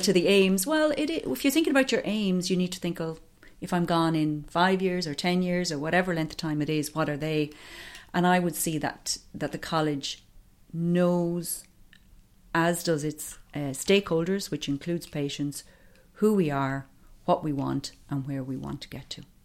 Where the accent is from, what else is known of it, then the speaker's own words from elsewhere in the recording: County Offaly, Leinster, Ireland; now in County Wicklow, Ireland; I'm originally from County Offaly, but I have lived in County Wicklow for over twenty years now.